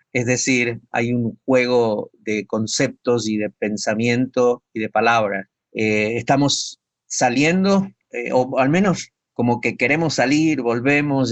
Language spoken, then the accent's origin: Spanish; Argentina; moved away as an adult; después de 30 años de estar fuera del país